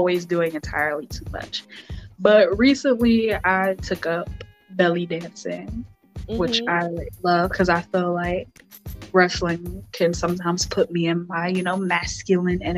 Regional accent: New York City, New York, United States; I'm from the Bronx

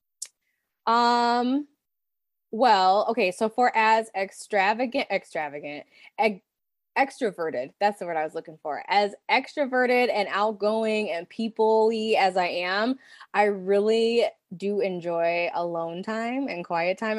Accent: Pontiac, Michigan, United States; Ours was called OTC, shout out OSTC, Northeast Pontiac, Michigan

